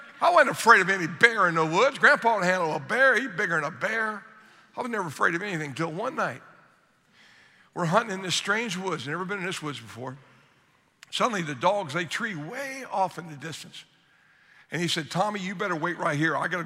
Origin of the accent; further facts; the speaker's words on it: Southern Ohio, United States; moved away; I grew up in Southern Ohio